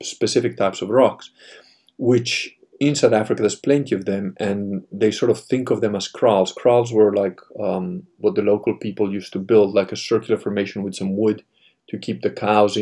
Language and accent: English; Italy; being Italian